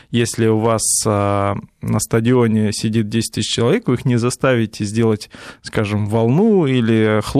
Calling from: Saint Petersburg, Russia; Здравствуйте … я из Петербурга звоню.

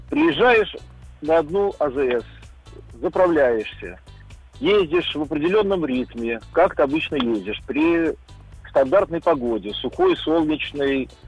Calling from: Kaliningrad, Kaliningrad Oblast, Russia; Э, я звоню из Калининграда.

